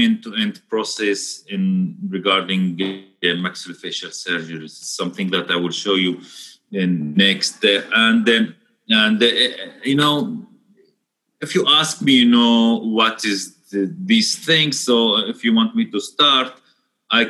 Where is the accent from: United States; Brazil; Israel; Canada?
Israel; the Galilee, Northern District; where I am from. So we are from the Galilee. It's the north of Israel.